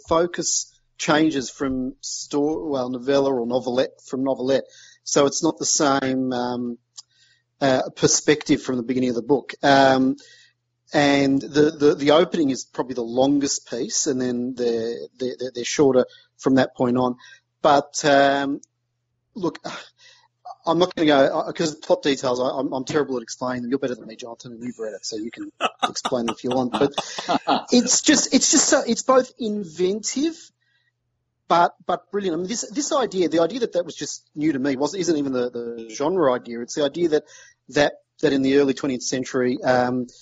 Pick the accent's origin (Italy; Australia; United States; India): Australia; I'm Australian